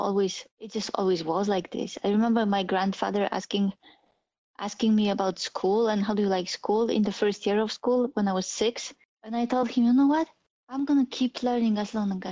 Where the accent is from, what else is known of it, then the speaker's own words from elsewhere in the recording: Poland; English is a second language; moved away as an adult; also born or lived in Germany; now in United States; I was born in Poland, and when I was 21, I left to Germany.